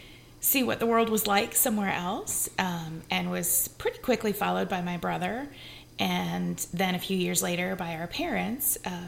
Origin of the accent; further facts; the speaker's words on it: Central Illinois, United States; moved away as an adult; now in Las Vegas, United States; I was born and raised in Central Illinois and am an alumna of the IOTA chapter at the University of Illinois, where I initiated in 1995.